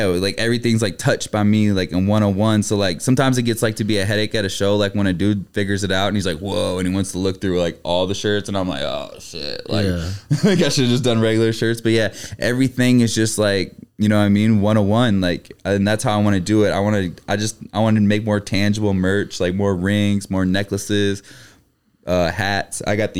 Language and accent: English; Davenport, Iowa, United States; born there; also born or lived in Milwaukee; But I was born in Davenport, Iowa.